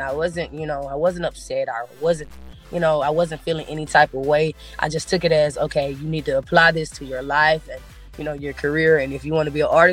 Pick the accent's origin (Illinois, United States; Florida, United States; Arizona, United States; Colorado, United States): Florida, United States; Pensacola; growing up in Pensacola